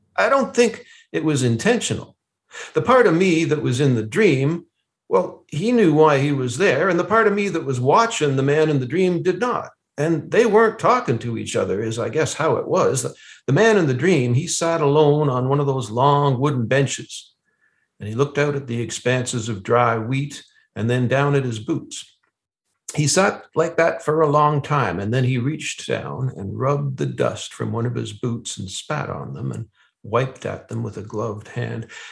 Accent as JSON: {"language": "English", "town": "Ottawa", "region": "Ontario", "country": "Canada", "tie": "born or raised there", "also_born_or_lived": "Lanark County", "said": "I was born in Ottawa and that I've spent uh, a lot of my life living outside of Ottawa in rural areas."}